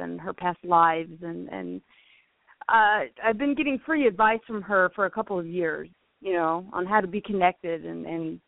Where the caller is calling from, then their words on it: Fort Worth, Texas, United States; I'm calling from Fort Worth, Texas.